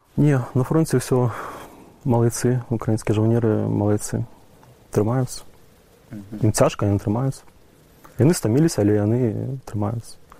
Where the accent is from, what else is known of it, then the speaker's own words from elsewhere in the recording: Belarus; now in Ukraine; я беларус